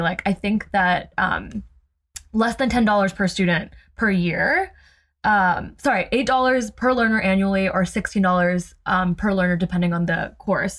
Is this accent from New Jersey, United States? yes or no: yes; New Jersey, United States; growing up in Jersey